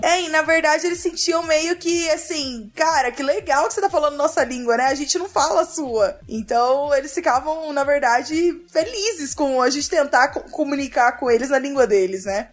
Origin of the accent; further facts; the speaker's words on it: Brazil; moved away as an adult; also born or lived in United States; eu saí do Brasil pra cá